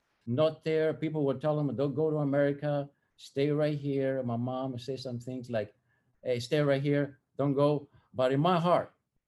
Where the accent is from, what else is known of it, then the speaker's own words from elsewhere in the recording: Athens, Attica, Greece; moved away as an adult; now in United States; I was born in Athens, Greece in 1960. The experience for me to receive Christ, it did not happen until 1979, 19 years later, when I came to America.